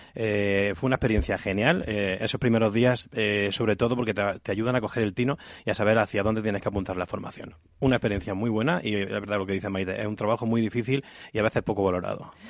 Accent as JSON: {"language": "Spanish", "town": "Cabra", "region": "Andalusia", "country": "Spain", "tie": "born or raised there", "said": "no en mi Córdoba natal, sino en mi Cabra natal, que soy de, Cabra, de este pueblo."}